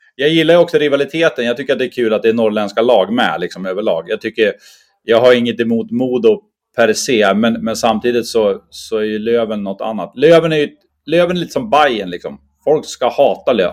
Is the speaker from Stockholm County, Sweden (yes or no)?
no; Bräcke, Jämtland, Sweden; moved away as an adult; now in Umeå, Sweden; jag är från, från Bräcke, mittemellan Östersund och Sundsvall